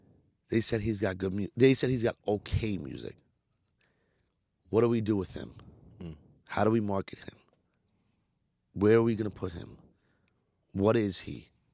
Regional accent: India; So being Indian works for me with the labels because they see like I'm way more marketable, like Bollywood.

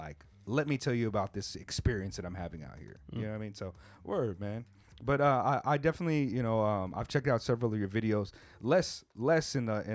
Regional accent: California, United States; now in Japan; I'm from Cali, too. I'm from Cali.

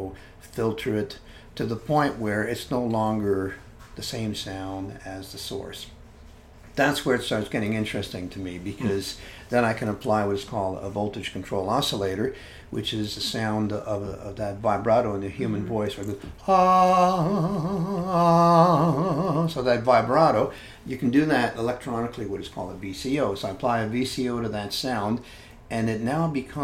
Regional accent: Hamilton, Ontario, Canada; In the town where I grew up in Canada, they were relocating the library, and the library vacated the most beautiful old building in the city of Hamilton.

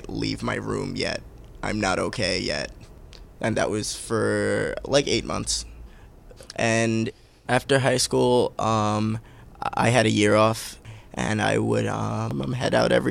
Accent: New York City, New York, United States; I'm a Bay Ridge, Brooklyn, New York.

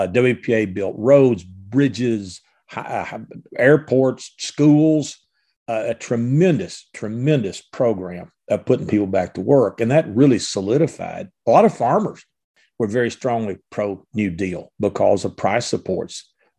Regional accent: Mayfield, Kentucky, United States; Well, I grew up in the Presbyterian church in Mayfield. It was all white.

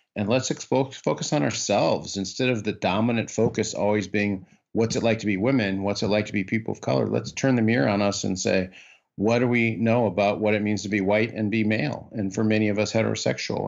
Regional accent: Iowa, United States; moved away as an adult; also born or lived in northern Minnesota / Washington, D.C.; I grew up in the Midwest. I grew up in Iowa

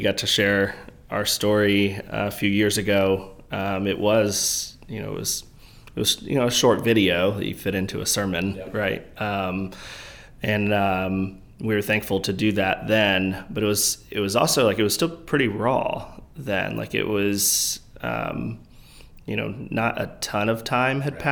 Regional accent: Bel Air, Maryland, United States; Grew up north of Baltimore in Harford County, Bel Air, Maryland. Born and raised there my whole life

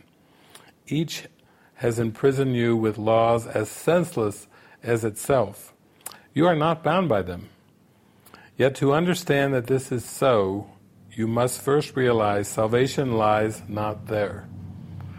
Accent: United States; growing up in America

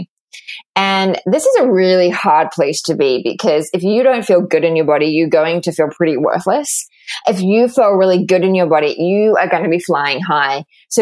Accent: Australia; accent: Australian; moved away as an adult; also born or lived in London, United Kingdom; now in New York, United States; I grew up in Australia

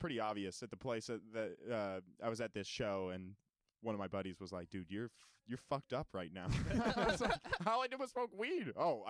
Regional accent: Utah, United States; moved away; I lived in a town of cop collars. And, like, because I grew up in Utah.

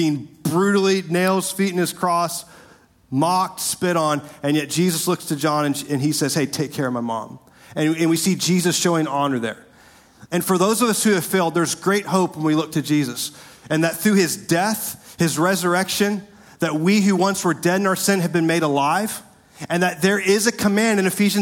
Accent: Winter Park, Florida, United States; growing up in Winter Park, my dad taught me

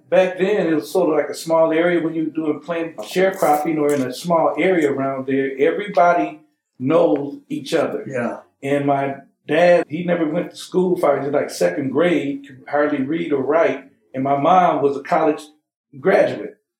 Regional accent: Huntsville, Alabama, United States; now in Michigan, United States; I was born in Huntsville, Alabama

